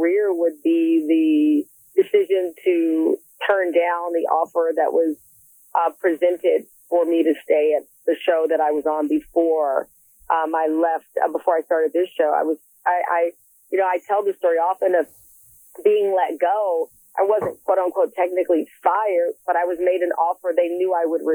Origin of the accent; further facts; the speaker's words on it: Texas, United States; moved away; also born or lived in Philadelphia, Pennsylvania; I was born in Texas, but I got my soul in Philadelphia